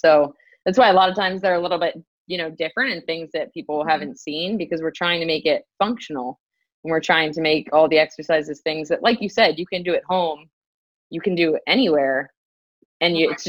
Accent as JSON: {"language": "English", "town": "Durham", "region": "North Carolina", "country": "United States", "tie": "born or raised there", "also_born_or_lived": "Pittsburgh, Pennsylvania", "said": "I'm born and raised in Durham, North Carolina"}